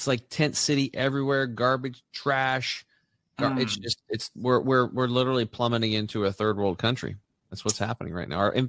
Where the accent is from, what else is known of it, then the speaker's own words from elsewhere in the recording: Eastern Oregon, United States; now in Portland, United States; I'm from Eastern Oregon, so I'm a transplant, but I'm going to be moving back soon.